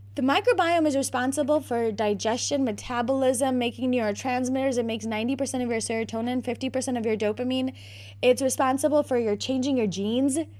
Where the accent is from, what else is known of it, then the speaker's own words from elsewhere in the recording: Naperville, Illinois, United States; also born or lived in South Bend, Indiana; I am, have been born and bred in Naperville, Illinois